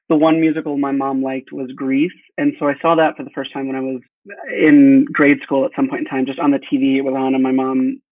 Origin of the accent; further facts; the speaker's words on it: Texas, United States; I'm from a small town in Texas.